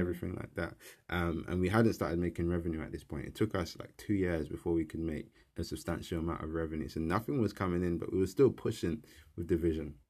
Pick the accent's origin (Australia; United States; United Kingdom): United Kingdom; London; I grew up in South East London in Peckham. I was born and raised, um, in the kind of area.